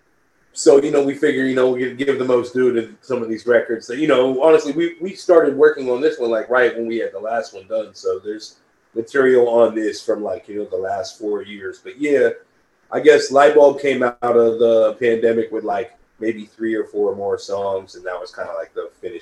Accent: North Carolina, United States; also born or lived in East Coast; now in San Francisco, United States; I'm from North Carolina

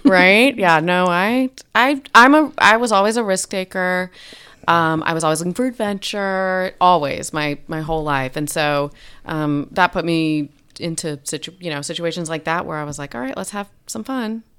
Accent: North Shore of Long Island, New York, United States; moved away as an adult; also born or lived in Lubbock, Texas; I was born in Lubbock, but my, mm, parents moved to Long Island, New York, the North Shore when I was two. So I grew up between two and, bete, you know, eighteen or twenty-two

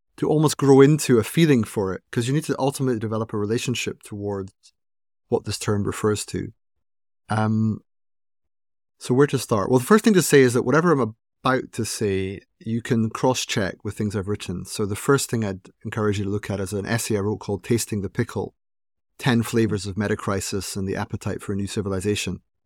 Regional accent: Aberdeen, Scotland, United Kingdom; I was born in Aberdeen, uh, in Scotland. It's in the northeast of Scotland

